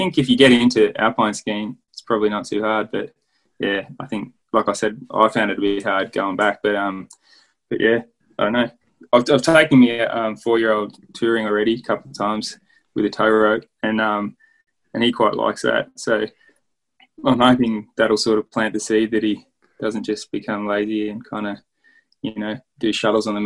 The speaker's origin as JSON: {"language": "English", "town": "Queanbeyan", "region": "New South Wales", "country": "Australia", "tie": "born or raised there", "also_born_or_lived": "Canberra", "said": "in my hometown of Queanbeyan"}